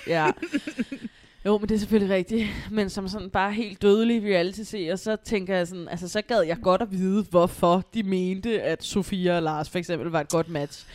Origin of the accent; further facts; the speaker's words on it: Copenhagen, Capital Region of Denmark, Denmark; jeg er selv opvokset på Amager